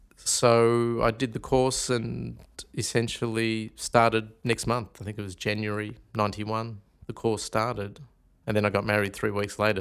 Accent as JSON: {"language": "English", "town": "Melbourne", "region": "Victoria", "country": "Australia", "tie": "born or raised there", "also_born_or_lived": "Carlton, Victoria / Lara, Victoria", "said": "I was actually born in Carlton at the old Royal Women's Hospital in sixty-three. So, I started off, um, I grew up in Northcote. And then at the age of nine, we actually, uh, moved out to Lara in the country, out near Geelong."}